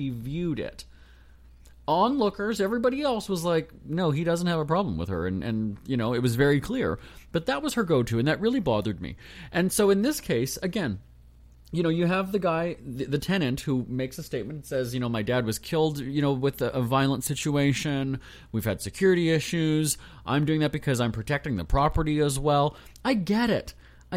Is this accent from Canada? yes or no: yes; Canada; I'm just Canadian.